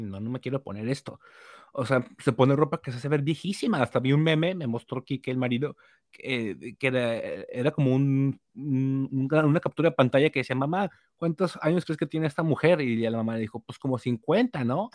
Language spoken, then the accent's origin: Spanish; Mexico; uno como mexicano